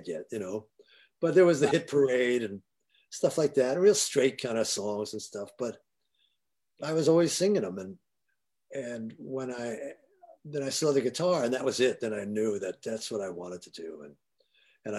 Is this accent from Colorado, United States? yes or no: no; New York City, New York, United States; also born or lived in Forest Hills, Queens; Queens, Jackson Heights